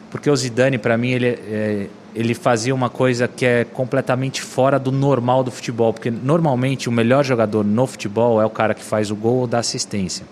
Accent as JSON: {"language": "Portuguese", "region": "São Paulo", "country": "Brazil", "tie": "born or raised there", "also_born_or_lived": "Brasília / Cuiabá", "said": "E cheguei em São Paulo com sete anos."}